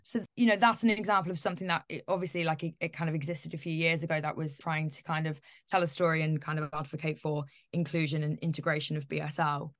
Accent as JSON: {"language": "English", "town": "Northampton", "region": "East Midlands", "country": "United Kingdom", "moved": "yes", "said": "I'm originally from Northampton"}